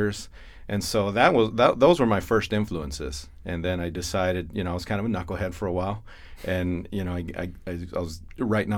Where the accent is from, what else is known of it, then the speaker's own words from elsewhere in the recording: Imperial Valley, California, United States; moved away as an adult; also born or lived in San Diego, California; now in Chandler, United States; We're from Imperial Valley, California. That's our home base. That's our hometown